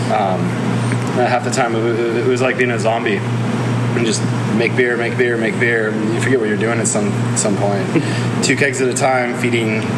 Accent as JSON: {"language": "English", "region": "Colorado", "country": "United States", "said": "for me, I came from Colorado, and I, I, owned a homebrew store out there for a long while"}